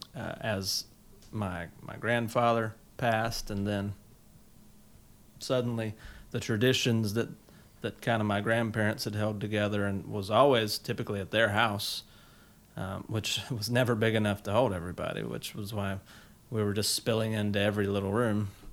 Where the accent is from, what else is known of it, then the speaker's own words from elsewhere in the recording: South Carolina, United States; growing up in South Carolina, we had all of the country fixings